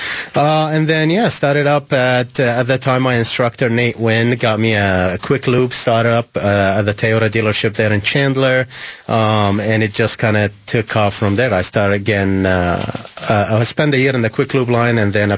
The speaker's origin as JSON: {"language": "English", "town": "Baghdad", "region": "Baghdad Governorate", "country": "Iraq", "tie": "born or raised there", "also_born_or_lived": "Gilbert, Arizona", "moved": "yes", "lives_now": "Arizona, United States", "said": "I was born and raised in Baghdad, Iraq."}